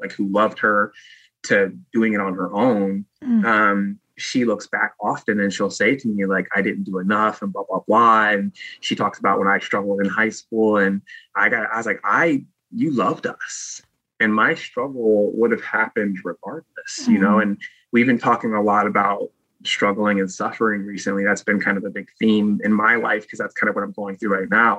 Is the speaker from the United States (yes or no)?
yes; Virginia, United States; also born or lived in Oakland, California; I was driving from back home, and I moved from Oakland back to Virginia